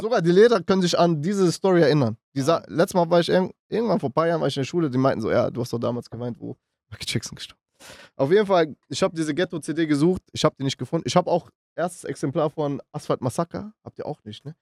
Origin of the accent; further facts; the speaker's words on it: Düsseldorf, North Rhine-Westphalia, Germany; also born or lived in Münster / Macedonia; ich komme aus Düsseldorf